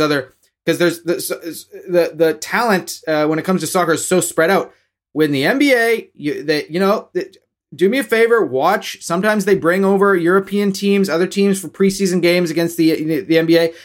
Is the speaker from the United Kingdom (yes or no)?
no; Canada; as Canadian fans